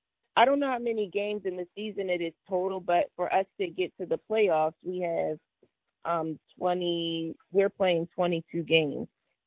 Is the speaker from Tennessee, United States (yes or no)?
no; New Jersey, United States; also born or lived in France; dad played professional basketball overseas, stayed there for a few years, and then came to New Jersey. So most of my time was spent in the South Jersey area. And so that's where I grew up.